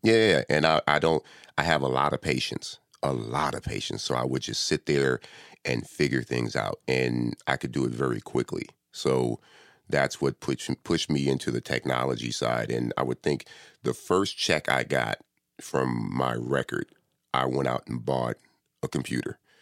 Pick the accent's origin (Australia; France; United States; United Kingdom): United States; Compton, California; also born or lived in Inglewood; I was born and raised in Compton